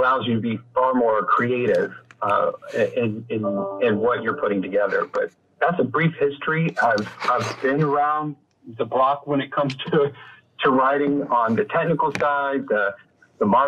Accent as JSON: {"language": "English", "town": "Columbia", "region": "South Carolina", "country": "United States", "tie": "born or raised there", "moved": "yes", "lives_now": "Clayton, United States", "said": "I grew up in Columbia, South Carolina"}